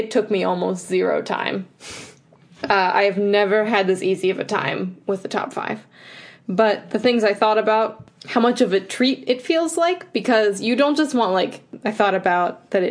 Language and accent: English; Midwest, United States; I'm a Midwesterner.